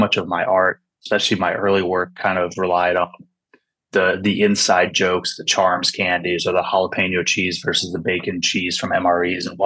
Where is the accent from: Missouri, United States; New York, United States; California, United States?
California, United States; California Bay Area, United States; also born or lived in Washington; I was born in Washington, but I grew up in California Bay Area.